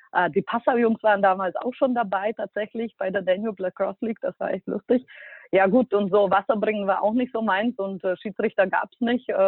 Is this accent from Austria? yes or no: no; Bratislava, Bratislava Region, Slovakia; ich bin ja aus der Slowakei und in Bratislava 2002 muss man sich vorstellen, da gab es noch nicht viel.